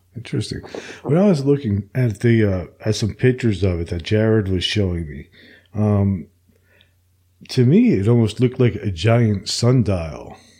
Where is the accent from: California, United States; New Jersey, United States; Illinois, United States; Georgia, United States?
New Jersey, United States; where I grew up in New Jersey